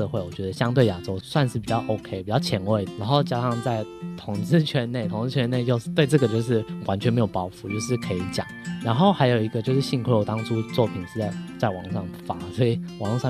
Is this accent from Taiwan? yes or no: no; Thailand; 对，因为在各界的哀求下，那我是泰国人，所以我在呃这本书的第三刷之后，我就做了中英文。